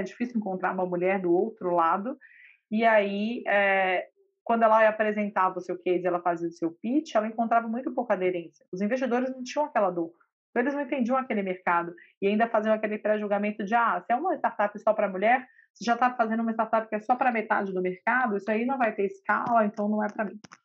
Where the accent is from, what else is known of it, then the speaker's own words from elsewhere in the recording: Minas Gerais, Brazil; Eu sou mineira e advogada de formação